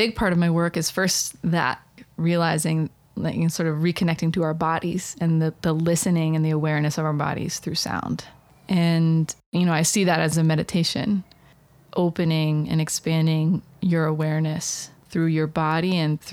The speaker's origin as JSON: {"language": "English", "region": "Blue Ridge Mountains of Virginia", "country": "United States", "tie": "born or raised there", "said": "I grew up in the Blue Ridge Mountains of Virginia"}